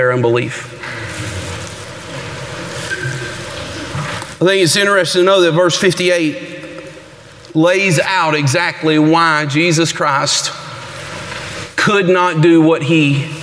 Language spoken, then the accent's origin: English; Georgia, United States; I'm from Georgia